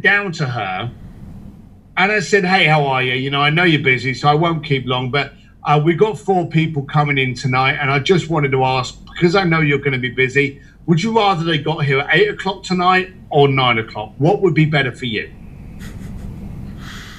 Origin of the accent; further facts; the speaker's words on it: United Kingdom; moved away; also born or lived in Hong Kong; a British biker and a bricklayer